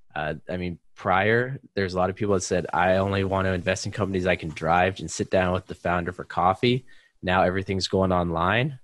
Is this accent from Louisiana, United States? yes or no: no; East Bay, Silicon Valley, California, United States; moved away as an adult; also born or lived in China; I grew up in the East Bay, Silicon Valley, about 40 minutes uh, east of San Francisco